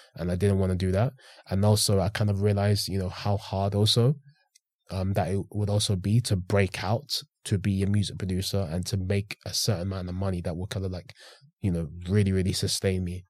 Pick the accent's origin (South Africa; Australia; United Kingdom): United Kingdom; St Albans, East of England; also born or lived in London; I ended up living in Hertfordshire for eight years.